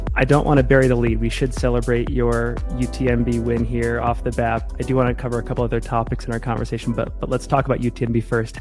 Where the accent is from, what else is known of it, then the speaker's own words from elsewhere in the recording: Maine, United States; now in Salt Lake City, United States; I, I, grew up in Maine.